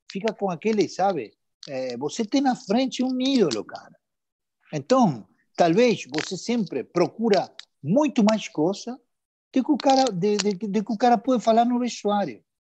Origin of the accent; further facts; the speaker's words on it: Buenos Aires, Argentina; eu morei, morei a vida toda, cara. Eu sou de Liniers, cara, tá entendendo?